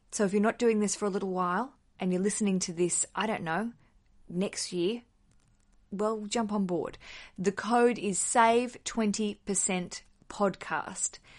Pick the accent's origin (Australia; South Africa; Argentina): Australia; now in London, United Kingdom; as an Australian, I think in dollars, and I live in a country that works in pounds.